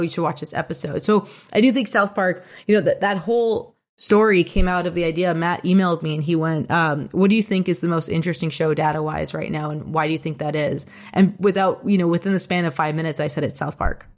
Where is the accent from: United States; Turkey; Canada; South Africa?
Canada; Toronto, Ontario; I was born and raised in Toronto.